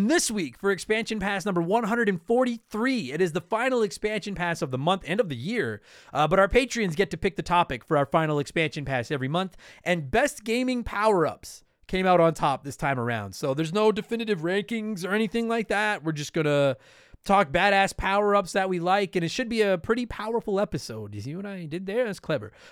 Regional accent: New Jersey, United States; I'm from New Jersey, and a holiday that involves fighting sounds right up my alley.

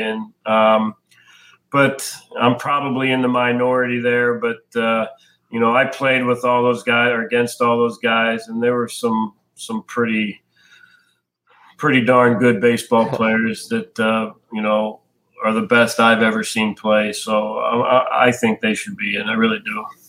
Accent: Pittsburgh, Pennsylvania, United States; also born or lived in Indiana; I'm from Pittsburgh, so I grew up a huge Pirates fan

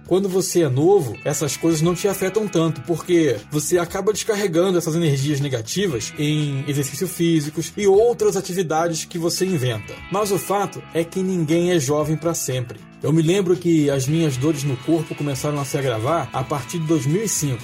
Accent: Nova Iguaçu, Rio de Janeiro, Brazil; moved away as an adult; also born or lived in South of Brazil; Eu nasci em Nova Iguaçu, uma cidade que fica uma hora da capital do Rio de Janeiro, tenho 41 anos, moro no Sul já há mais de 10 anos

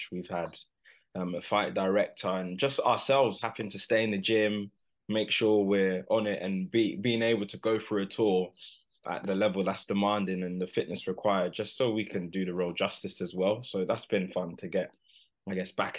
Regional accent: Milton Keynes, South East England, United Kingdom; I'm from Milton Keynes, and that's where I started to just, you know, see what it's all about for myself amongst the amateur fighters there

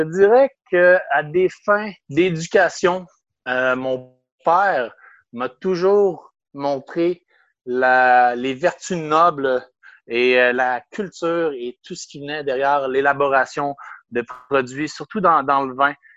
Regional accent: Quebec City, Quebec, Canada; also born or lived in Brittany, France / Banff, Canada; je suis revenu à l'âge de deux mois environ à Québec. J'ai grandi à Québec

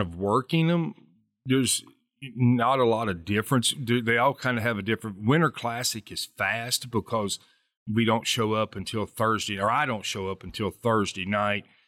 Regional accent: Southern West Virginia, United States; growing up in Southern West Virginia

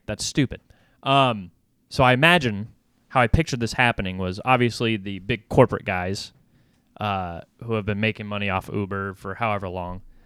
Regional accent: United States; I'm an American

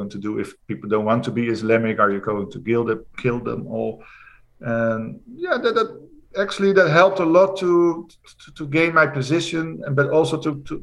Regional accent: Netherlands; I'm from the Netherlands.

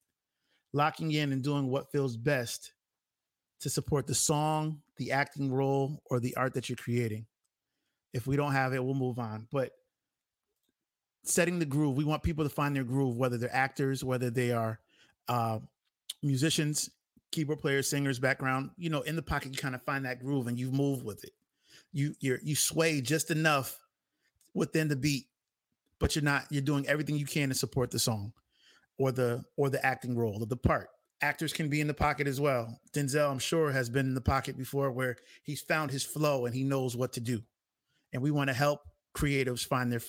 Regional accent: Bridgeport, Connecticut, United States; Hailing from my hometown, Bridgeport, Connecticut.

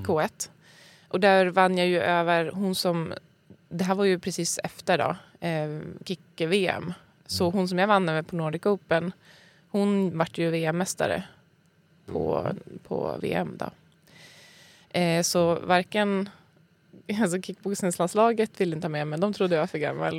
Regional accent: Skellefteå, Västerbotten County, Sweden; moved away as an adult; now in Stockholm, Sweden; Född och uppvuxen i Skellefteå. Så sen flyttade jag till Stockholm när jag var typ, jag vet inte. 25

